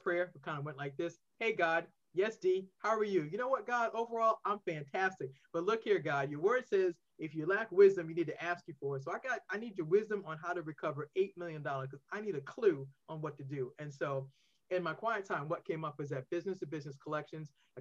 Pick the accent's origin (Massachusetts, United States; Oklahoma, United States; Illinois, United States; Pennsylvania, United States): Massachusetts, United States; Boston; now in Maryland, United States; I'm originally from Boston. I now reside in Maryland